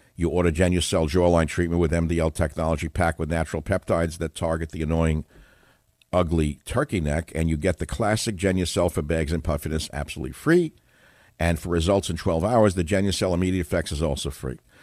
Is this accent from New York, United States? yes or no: yes; New York City, New York, United States; I grew up in Queens